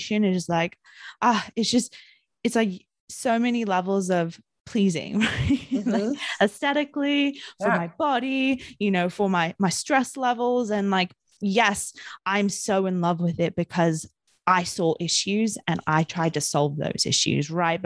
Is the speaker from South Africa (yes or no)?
no; New Zealand; in my young childhood growing up in New Zealand